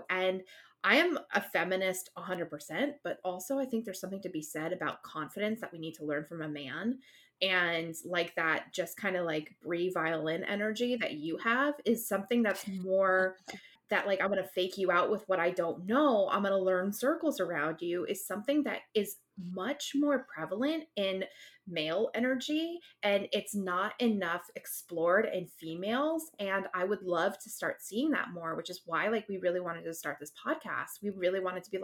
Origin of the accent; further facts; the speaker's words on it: East Coast, United States; we're both from the East Coast